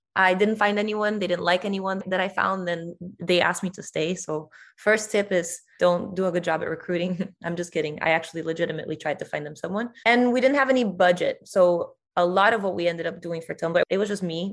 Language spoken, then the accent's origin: English; Brazil; if you're Brazilian, me, you don't think of yourself as Latin American